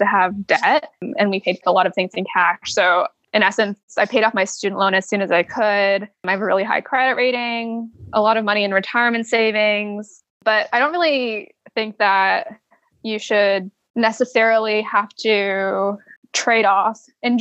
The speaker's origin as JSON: {"language": "English", "town": "Toronto", "region": "Ontario", "country": "Canada", "tie": "born or raised there", "also_born_or_lived": "Waterloo, Canada", "moved": "as an adult", "lives_now": "San Francisco, United States", "said": "I grew up in Toronto and went to school in Waterloo"}